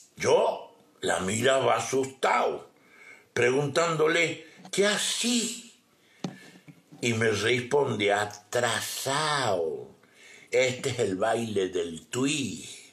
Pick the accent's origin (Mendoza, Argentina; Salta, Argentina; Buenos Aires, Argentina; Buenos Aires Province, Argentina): Salta, Argentina; Guachipas; Guachipas, eh, Huachipas, un lugar donde yo nací, un pueblito donde yo nací